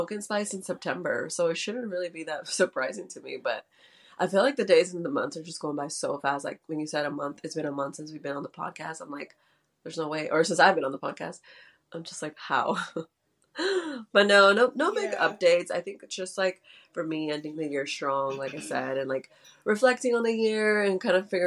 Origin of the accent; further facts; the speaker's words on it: Houston, Texas, United States; I'm from Houston